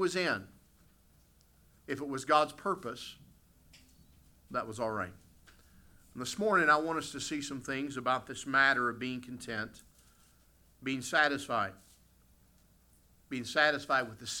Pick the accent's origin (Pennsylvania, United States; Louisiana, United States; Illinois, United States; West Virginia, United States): West Virginia, United States; moved away as an adult; also born or lived in Ohio; now in Canada; I grew up in the United States. I grew up in the state of West Virginia